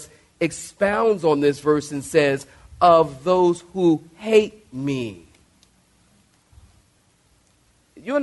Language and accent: English; Philadelphia, Pennsylvania, United States; moved away as an adult; I'm from Philadelphia. My father was a drug dealer